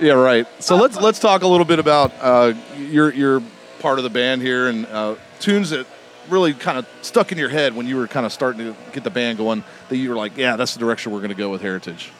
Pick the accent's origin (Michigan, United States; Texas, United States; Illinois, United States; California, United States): California, United States; Long Beach; I'm, from Long Beach too